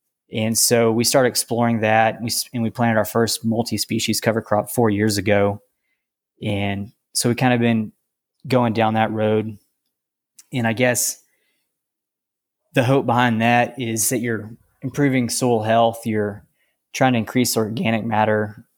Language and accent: English; Lubbock, Texas, United States; now in Roscoe, United States; Well, I am a cotton farmer in Roscoe, Texas, and I didn't grow up on the farm. I grew up in Lubbock, actually, and my parents weren't involved in ag